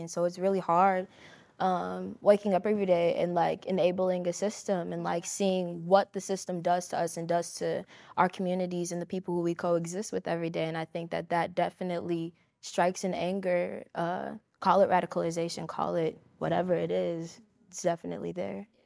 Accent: Chicago, Illinois, United States; growing up in Chicago

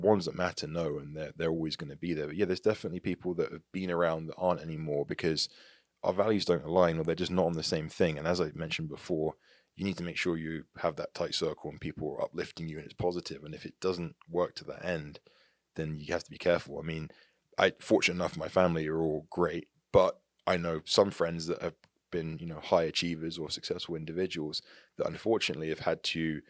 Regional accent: England, United Kingdom; moved away as an adult; now in United States; because I grew up in England. I'm still very much English. I'm not even a US citizen. I've got a US passport. I'm English. Is I left England at the age of 18.

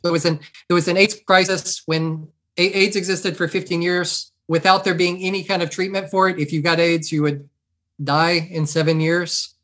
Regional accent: near Beaumont, Southeast Texas, United States; I grew up in Southeast Texas

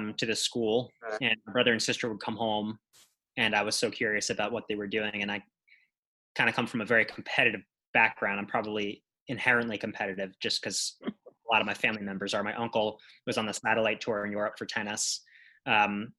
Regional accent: Long Island, New York, United States; I'm from Long Island

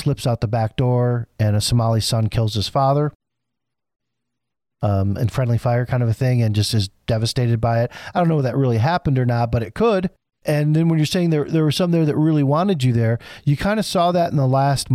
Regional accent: Flint, Michigan, United States; I'm from Flint.

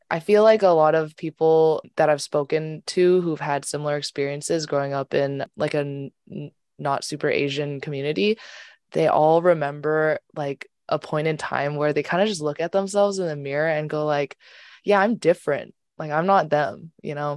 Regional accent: Canada; growing up in Canada, um, I was surrounded by a lot of white people

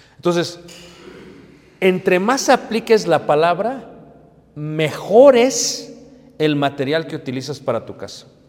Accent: Mexico; como buenos mexicanos

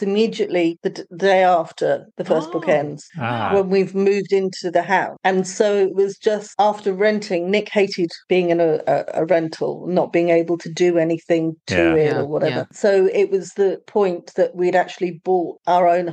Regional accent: United Kingdom; accent: British; moved away as an adult; now in Portugal; my British accent.

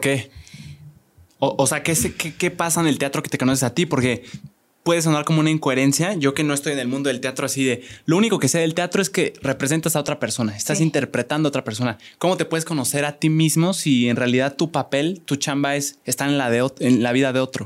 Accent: Querétaro, Mexico; aquí somos dos queretanos

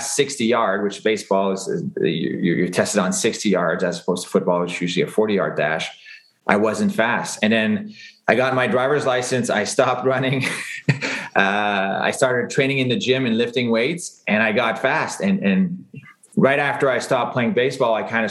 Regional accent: Longueuil, Quebec, Canada; growing up in Greenfield Park

